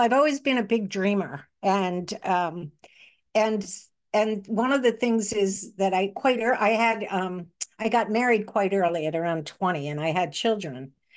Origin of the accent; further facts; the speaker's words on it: Manhasset, New York, United States; also born or lived in Brooklyn, New York; I grew up in, on Long Island in a place called Manhasset, although I did start off in Brooklyn